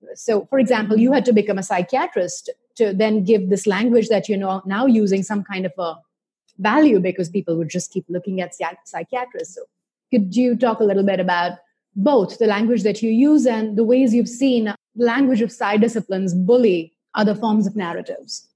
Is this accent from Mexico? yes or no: no; India; I grew up in India